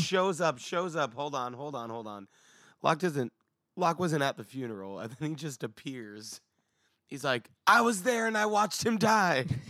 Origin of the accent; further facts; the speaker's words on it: United States; as an American